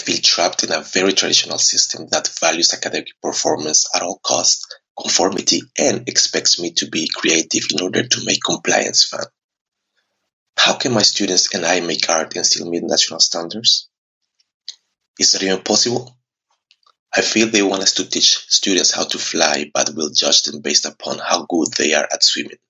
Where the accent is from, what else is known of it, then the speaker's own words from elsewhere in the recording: Colombia; now in France; I'm from Colombia, but I teach English as a foreign language in France.